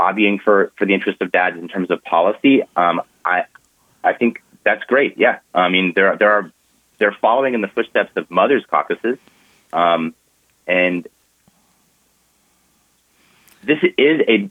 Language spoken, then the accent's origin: English; Orange County, California, United States; I grew up in Orange County, California